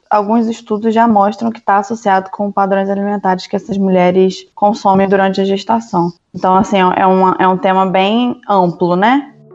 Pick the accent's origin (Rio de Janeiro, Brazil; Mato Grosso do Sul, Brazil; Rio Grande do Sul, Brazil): Rio de Janeiro, Brazil; moved away; also born or lived in Belo Horizonte, Brazil; eu sou do Rio